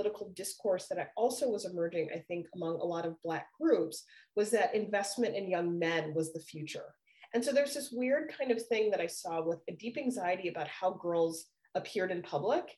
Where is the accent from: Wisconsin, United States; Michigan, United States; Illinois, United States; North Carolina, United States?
Illinois, United States; Chicago; moved away; growing up in Chicago in the 1980s